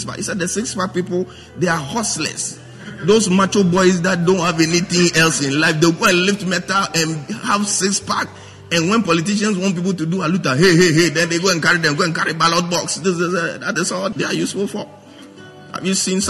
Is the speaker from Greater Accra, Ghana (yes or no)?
yes; Accra, Greater Accra, Ghana; I'm a guy from British Accra. Jamestown, to be precise.